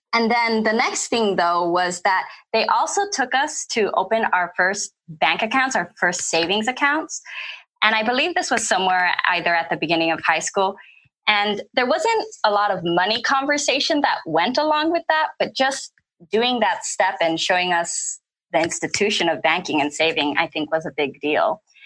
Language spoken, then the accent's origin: English; California, United States; moved away as an adult; also born or lived in Flint, Michigan; I'm originally from California